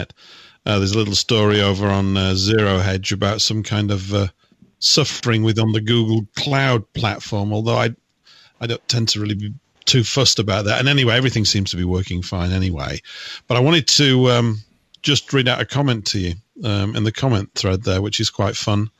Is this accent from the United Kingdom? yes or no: yes; United Kingdom; I am British